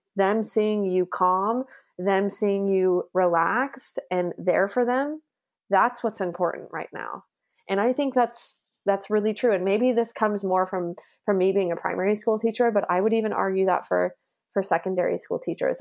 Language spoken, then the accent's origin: English; Las Vegas, Nevada, United States; moved away as an adult; also born or lived in Sheffield, England; now in Hamburg, Germany; I'm originally from Las Vegas, Nevada, in the United States